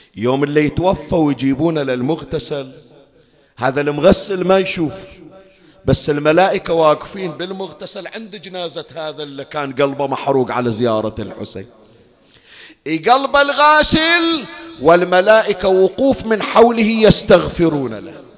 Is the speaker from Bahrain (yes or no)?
yes; Bahrain; عندنا بالبحرين